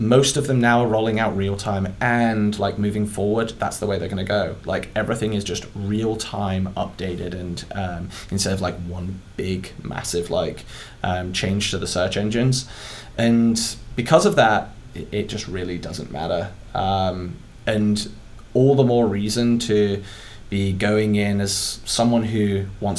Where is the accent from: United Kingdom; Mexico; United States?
United Kingdom; accent: British; It's my British accent.